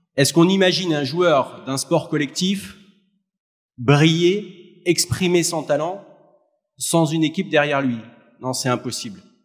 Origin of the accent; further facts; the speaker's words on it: Metz, Grand Est, France; Quand j'étais gamin, Sylvain, à Metz, il y avait une rue, c'était la rue des pizzerias